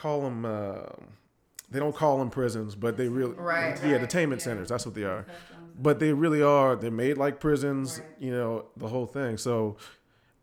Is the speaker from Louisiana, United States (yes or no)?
yes; New Orleans, Louisiana, United States; now in Dallas, United States; growing up in New Orleans